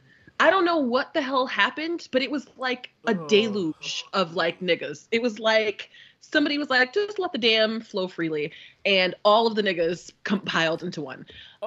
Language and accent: English; Connecticut, United States; Minutes, and we're from Connecticut.